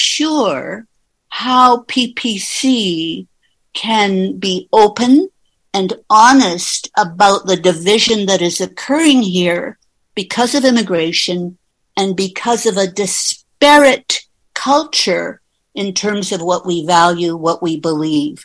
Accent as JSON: {"language": "English", "country": "Canada", "tie": "born or raised there", "said": "I'm a Canadian, born and raised here"}